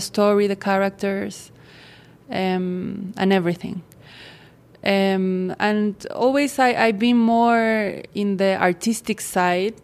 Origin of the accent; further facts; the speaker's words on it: Santiago, Santiago Metropolitan Region, Chile; I'm from Santiago de Chile, South America.